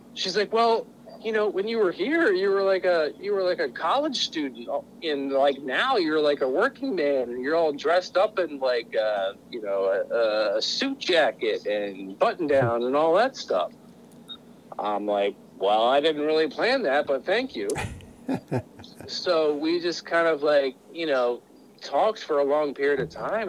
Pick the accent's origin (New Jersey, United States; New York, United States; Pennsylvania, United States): Pennsylvania, United States; moved away; I was originally from Pennsylvania